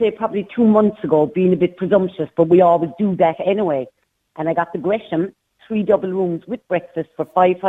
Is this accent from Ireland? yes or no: yes; Cork, Munster, Ireland; now in County Limerick, Ireland; I'm from Cork, but I live in County Limerick.